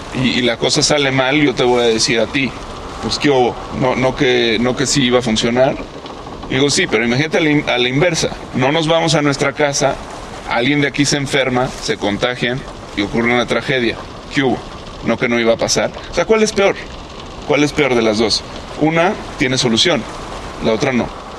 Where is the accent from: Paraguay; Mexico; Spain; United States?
Mexico; nosotros como mexicanos